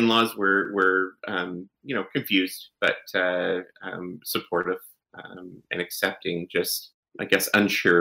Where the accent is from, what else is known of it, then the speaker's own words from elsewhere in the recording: Canada; I'm Canadian